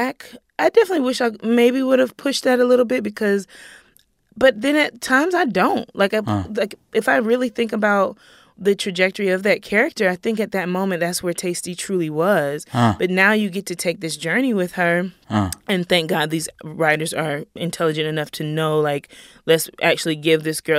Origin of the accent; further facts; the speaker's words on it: the South, United States; And then I'm from the South and all the layers of slavery and Jim Crow